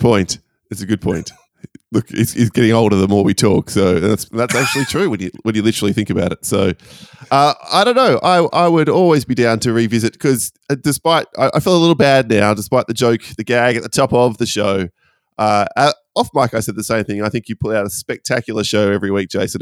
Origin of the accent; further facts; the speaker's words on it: Perth, Western Australia, Australia; my hometown of Perth